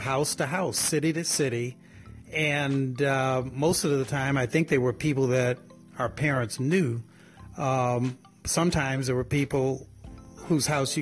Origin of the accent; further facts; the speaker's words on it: New Orleans, Louisiana, United States; I was born in New Orleans.